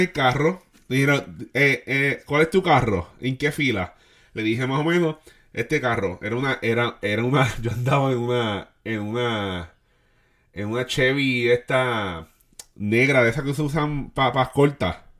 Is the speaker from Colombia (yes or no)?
no; Puerto Rico; nosotros pues todos somos puertorriqueños